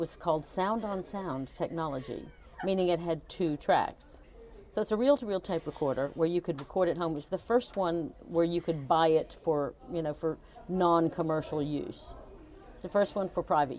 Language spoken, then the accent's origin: English; Chattanooga, Tennessee, United States; moved away as an adult; also born or lived in Virginia; now in United Kingdom; I grew up in the South. I was born in Virginia, but most of my childhood was spent in Chattanooga, Tennessee